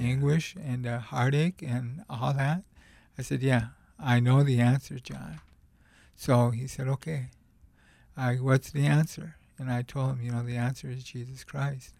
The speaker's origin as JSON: {"language": "English", "region": "Montana", "country": "United States", "said": "I came from the Rocky Mountains, Montana"}